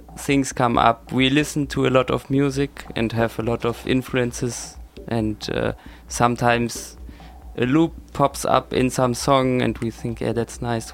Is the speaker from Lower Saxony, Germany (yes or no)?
yes; Hanover, Lower Saxony, Germany; moved away as an adult; also born or lived in Weimar; now in Leipzig, Germany; I'm living in Leipzig, but I'm originally from Hanover, where I went to school with Konstantin